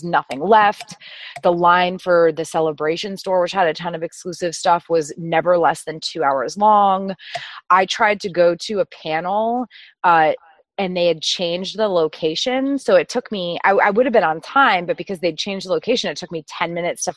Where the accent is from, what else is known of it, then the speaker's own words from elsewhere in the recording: Boston, Massachusetts, United States; I'm from New England, so I'm a Boston girl